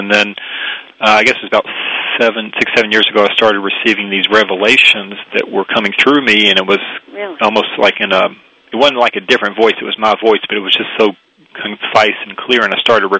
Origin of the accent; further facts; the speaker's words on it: the South, United States; I grew up Jewish in the South, fairly small Jewish community